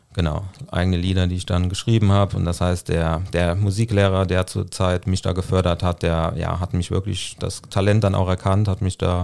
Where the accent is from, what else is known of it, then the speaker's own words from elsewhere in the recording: Saarland, Germany; ich komme äh, gebürtig aus dem Saarland